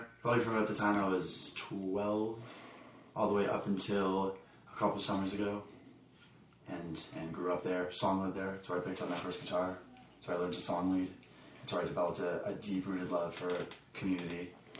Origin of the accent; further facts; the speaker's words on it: Toronto, Ontario, Canada; And I'm from Toronto.